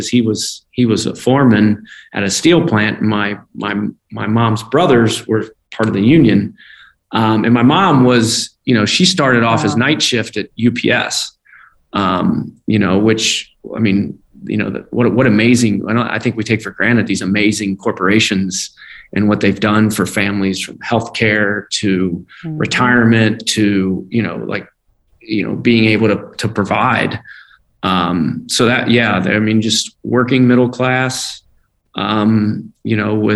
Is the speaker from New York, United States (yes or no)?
no; Independence, Kentucky, United States; I grew up in Independence, Kentucky. So I'm just a hillbilly from Kentucky